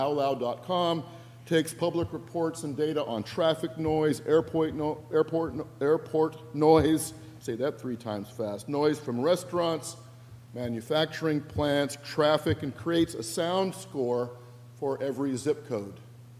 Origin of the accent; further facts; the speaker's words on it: Northwest, United States; And by the way, I'm from the Northwest.